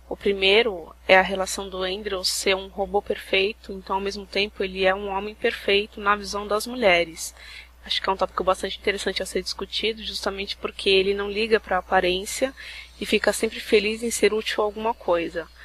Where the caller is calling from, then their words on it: São Paulo, Brazil; eu sou de São Paulo.